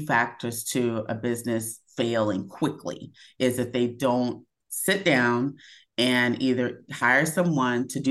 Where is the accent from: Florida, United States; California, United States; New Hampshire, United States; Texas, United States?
Texas, United States; Dallas; moved away as an adult; also born or lived in Los Angeles; I'm from Dallas, Texas.